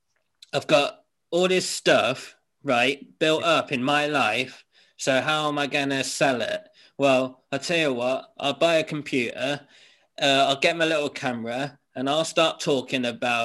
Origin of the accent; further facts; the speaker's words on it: Whitstable, South East England, United Kingdom; also born or lived in Lincoln / Norfolk; Well, I was born in Lincoln, right? And when I was about two, we moved to Winstable. No, we moved to Wyndham, which is in Norfolk, Norwich, England, right? And then from there, we moved down to Winstable in Kent